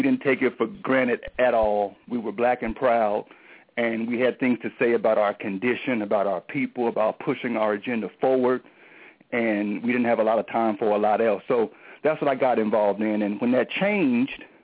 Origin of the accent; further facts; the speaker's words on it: Portland, Oregon, United States; moved away as an adult; also born or lived in California; I was born and raised in Portland, Oregon. Moved to California immediately after high school